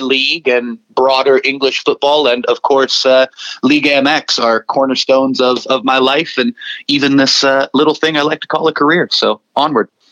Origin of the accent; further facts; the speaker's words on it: Watsonville, California, United States; moved away as an adult; now in San Diego, United States; Watsonville High School in, in my hometown